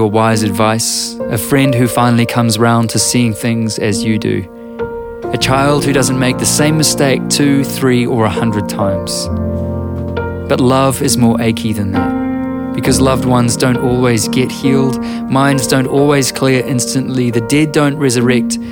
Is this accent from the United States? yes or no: no; New Zealand